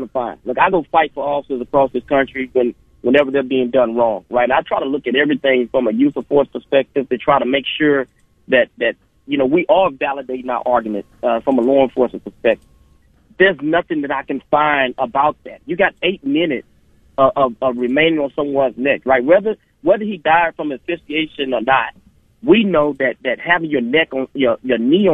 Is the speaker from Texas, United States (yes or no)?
yes; Houston, Texas, United States; I grew up in Houston, Texas